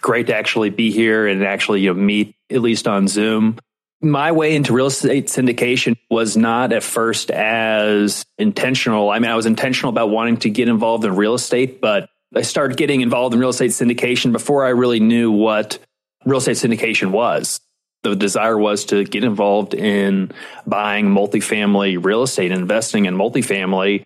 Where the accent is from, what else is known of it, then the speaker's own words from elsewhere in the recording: Indianapolis, Indiana, United States; also born or lived in New York City; I ended up moving back to Indianapolis, which is my hometown